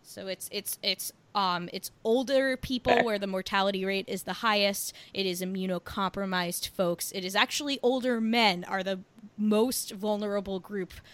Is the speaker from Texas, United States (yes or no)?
no; New Jersey, United States; I'm from New Jersey.